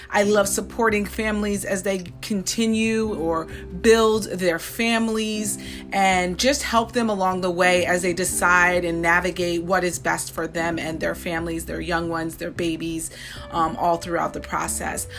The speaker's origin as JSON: {"language": "English", "town": "Saratoga", "country": "United States", "tie": "born or raised there", "said": "when I was growing up in Saratoga"}